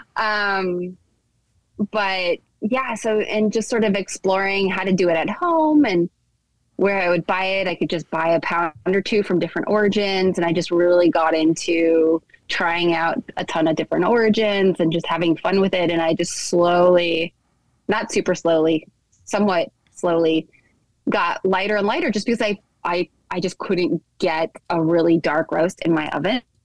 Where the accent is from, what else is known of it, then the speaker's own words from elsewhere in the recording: the Northwest, Pacific Northwest, United States; I grew up in the Northwest.